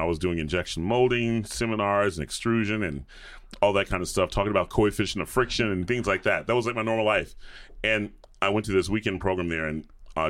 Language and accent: English; the South, United States; when you're in high school and, you know, you're growing up in the South, the cool people aren't the guys that sing.